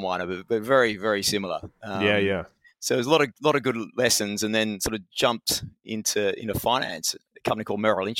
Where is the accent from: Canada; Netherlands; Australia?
Australia; moved away as an adult; now in United Kingdom; being an Australian coming to the UK